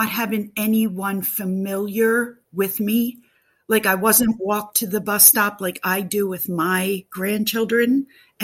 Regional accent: Pennsylvania, United States; I am from Pennsylvania

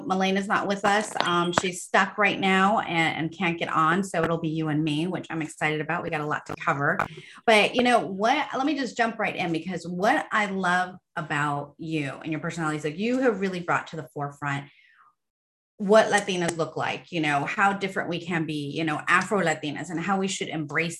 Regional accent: Southern California, United States; I grew up on the West Side here in California, Southern California, you know, Surf City

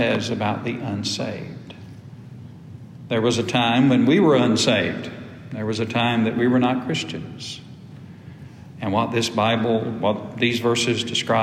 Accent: United States; also born or lived in Ashburn, Georgia; when I was growing up in Antioch Baptist Church, little old whippersnapper in the Paytonville community

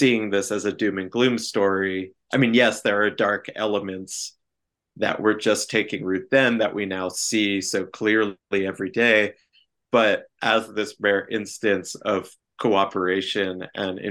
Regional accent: New Jersey, United States; my home state of New Jersey

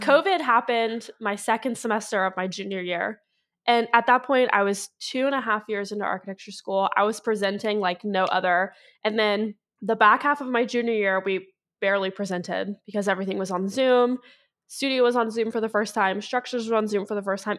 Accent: Ohio, United States; also born or lived in Clemson, South Carolina; now in Cincinnati, United States; I am from Ohio, but I was in Northern Ohio for so long

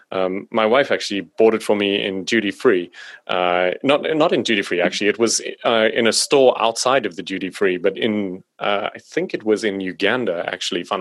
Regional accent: South Africa; accent: South African; apparently my accent is not very South African.

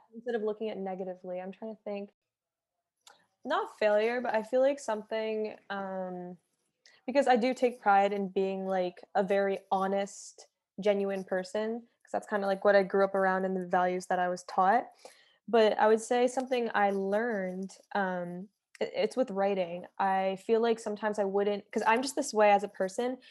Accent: Philadelphia, Pennsylvania, United States; now in Los Angeles, United States; being raised there definitely made me into the person I am today

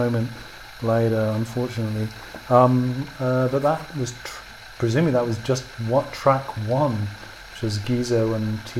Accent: Sheffield, Yorkshire and the Humber, United Kingdom; moved away as an adult; also born or lived in Brighton; now in Berlin, Germany; I was born in Sheffield

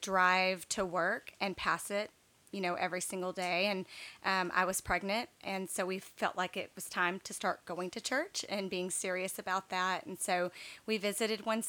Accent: East Texas, United States; also born or lived in Baton Rouge, Louisiana; we moved to East Texas when I was in, I guess, third grade.

